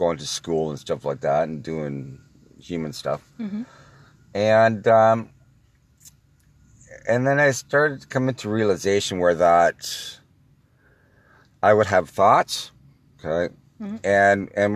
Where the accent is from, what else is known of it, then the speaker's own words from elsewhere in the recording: Toronto, Ontario, Canada; also born or lived in Oakville, Ontario; I'm from Toronto, Ontario, Canada